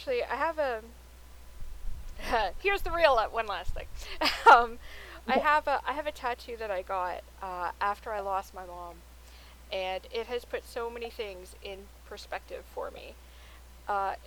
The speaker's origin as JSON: {"language": "English", "town": "Toronto", "region": "Ontario", "country": "Canada", "said": "we're two women from Toronto, Canada"}